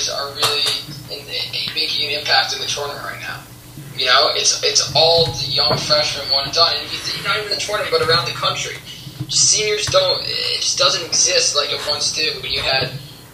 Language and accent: English; New York City, New York, United States; also born or lived in Wisconsin; I live in New York City